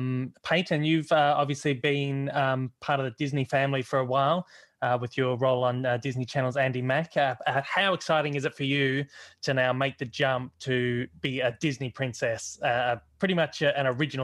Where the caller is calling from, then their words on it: Australia; I'm calling from … Down Under in Australia.